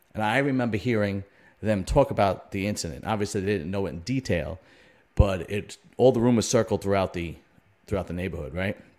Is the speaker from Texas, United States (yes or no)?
no; New York City, New York, United States; moved away; I'm originally from Brooklyn